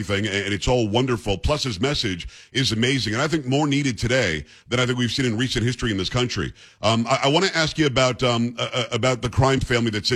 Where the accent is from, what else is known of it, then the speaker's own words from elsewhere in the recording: New York City, New York, United States; We're both from New York. We love the city.